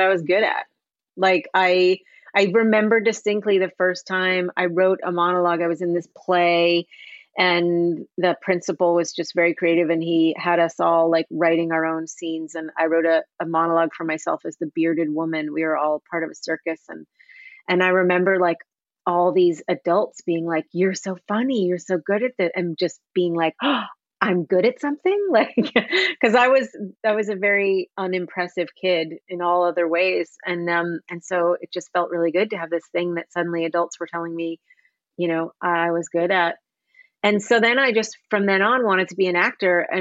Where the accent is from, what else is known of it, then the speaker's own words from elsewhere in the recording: Santa Fe, New Mexico, United States; moved away as an adult; also born or lived in England / London / Los Angeles; I was born in England, but living in Santa Fe, New Mexico, where I grew up